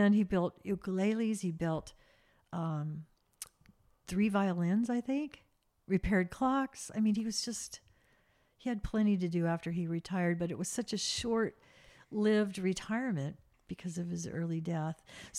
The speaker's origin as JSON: {"language": "English", "town": "Lompoc", "region": "California", "country": "United States", "tie": "born or raised there", "said": "And that was the best part of growing up in Lompoc for me, because they built a house that they wanted, two-story, barbecue, huge garden."}